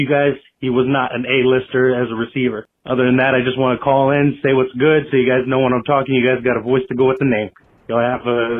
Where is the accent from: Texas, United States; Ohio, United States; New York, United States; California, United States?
California, United States; Oakland; I'm from the Bay Area. I grew up, know everything Oakland, been to Oakland my whole life